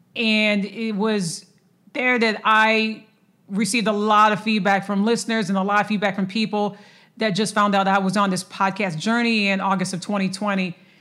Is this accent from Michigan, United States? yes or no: yes; Lansing, Michigan, United States; now in Dallas, United States; my hometown of Lansing, Michigan